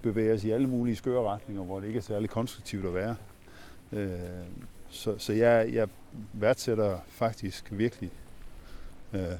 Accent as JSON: {"language": "Danish", "town": "Ringkøbing", "region": "Central Denmark Region", "country": "Denmark", "tie": "born or raised there", "lives_now": "Herning, Denmark", "said": "Jeg er vokset op i Ringkøbing ude på vestkysten. Hmm, så det er jo min føde, eller det er ikke min fødeby, men det var der, jeg havde min, min skolegang ude."}